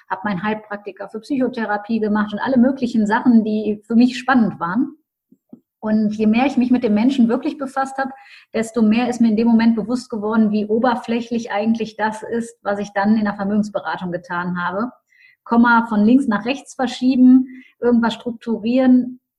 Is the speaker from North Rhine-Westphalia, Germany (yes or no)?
yes; Düsseldorf, North Rhine-Westphalia, Germany; Ich komme aus Düsseldorf, habe auch meine Coaching-Praxis in Düsseldorf arbeite inzwischen auch international.